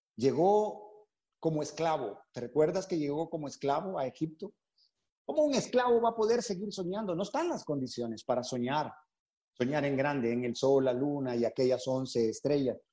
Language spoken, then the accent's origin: Spanish; Honduras; moved away as an adult; also born or lived in San Pedro Sula, Honduras; now in Panama; Nos convertimos en la iglesia de San Pedro Sula allá por eh, abril de 1998 en Honduras. Así que somos catrachos